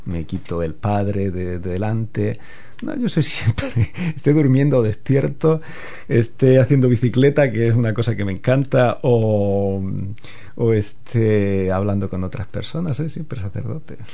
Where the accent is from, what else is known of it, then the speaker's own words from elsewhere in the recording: Órgiva, Andalusia, Spain; moved away as an adult; also born or lived in Lanjarón / Granada / Rome / Kenya; now in Hamilton, New Zealand; yo crecí en un pueblo muy pequeño que se llama orgiva